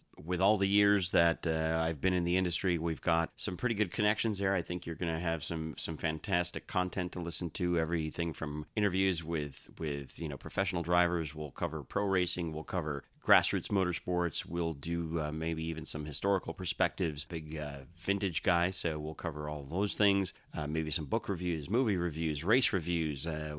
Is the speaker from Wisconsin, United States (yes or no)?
yes; Milwaukee, Wisconsin, United States; I grew up just outside of Milwaukee, Wisconsin, so home track pretty much at that point was State Fair Park in Milwaukee.